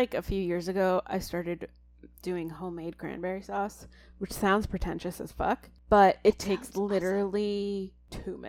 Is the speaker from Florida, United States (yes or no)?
no; Buffalo, New York, United States; because, like, I know we're from Buffalo and we're supposed